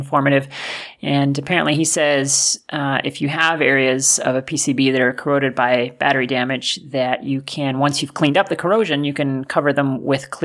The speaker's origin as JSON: {"language": "English", "country": "Canada", "said": "we're both Canadian"}